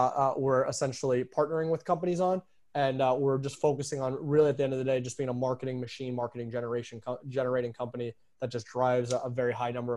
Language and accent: English; New York, United States; moved away; also born or lived in Arizona; I'm from New York, so I know the moist heat as well too